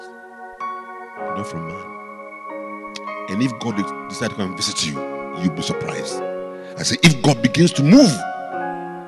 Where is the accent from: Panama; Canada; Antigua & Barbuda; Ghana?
Ghana; As a Ghanaian